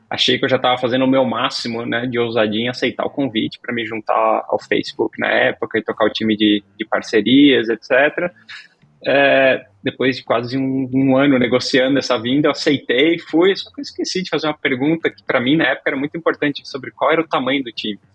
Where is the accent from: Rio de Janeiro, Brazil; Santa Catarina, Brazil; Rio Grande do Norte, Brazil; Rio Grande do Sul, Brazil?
Santa Catarina, Brazil; Laguna; born there; accent: catarinense; also born or lived in Minas Gerais / São Paulo; 42 anos, uh, nascido em Laguna, Santa Catarina. Não tenho meu sotaque catarinense faz tempo, porque parte da minha trajetória foi de mudanças, então mudei muito, morei em Minas, São Paulo, you name it.